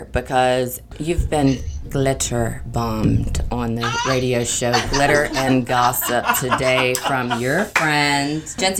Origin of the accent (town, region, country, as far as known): Los Angeles, California, United States